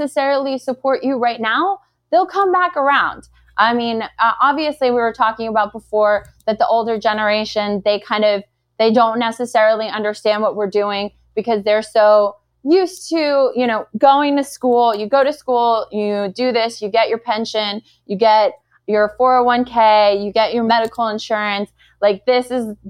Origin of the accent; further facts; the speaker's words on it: New York City, New York, United States; I am a girl from Brooklyn